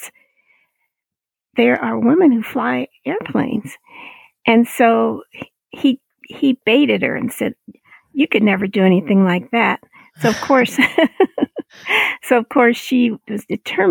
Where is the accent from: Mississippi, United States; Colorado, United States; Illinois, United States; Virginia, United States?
Colorado, United States; I grew up in the Black church here in Colorado